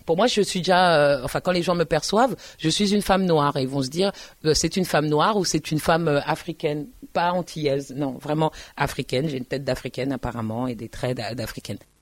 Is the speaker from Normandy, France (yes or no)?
no; Paris, Île-de-France, France; moi je suis parisienne